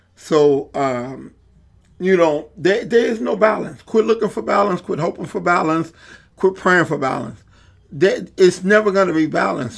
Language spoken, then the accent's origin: English; Chicago, Illinois, United States; a poor kid growing up in Englewood